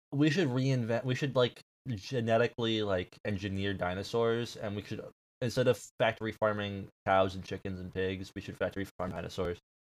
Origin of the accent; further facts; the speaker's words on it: United States; we're American